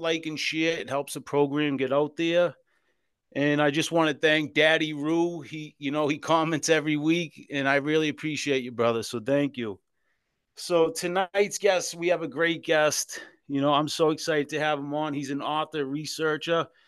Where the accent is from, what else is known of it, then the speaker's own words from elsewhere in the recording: Boston, Massachusetts, United States; I was born and raised in South Boston, Massachusetts in the Old Colony Projects